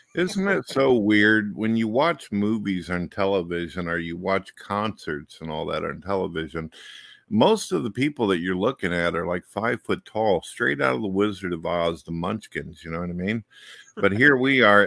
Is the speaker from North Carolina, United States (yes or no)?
no; St. Louis, Missouri, United States; I was born in St. Louis and raised up through many of the years